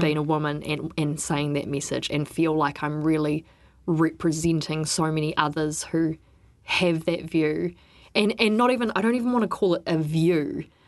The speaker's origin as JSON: {"language": "English", "region": "Wellington", "country": "New Zealand", "tie": "born or raised there", "said": "I grew up in Wellington"}